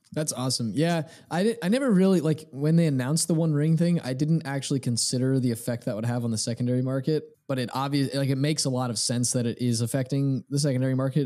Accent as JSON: {"language": "English", "region": "New Jersey", "country": "United States", "said": "I was from South Jersey"}